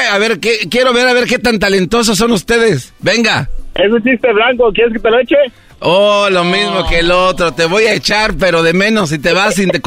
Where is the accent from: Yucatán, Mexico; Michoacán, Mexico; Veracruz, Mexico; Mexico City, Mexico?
Veracruz, Mexico; Córdoba; now in Monterrey, Mexico; Yo soy de Veracruz, pero vivo en Monterrey. ¿De qué parte de Veracruz? de Córdoba.